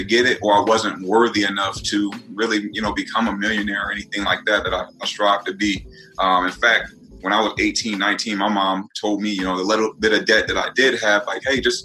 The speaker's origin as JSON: {"language": "English", "region": "Northwest Indiana", "country": "United States", "said": "I'm from Northwest Indiana"}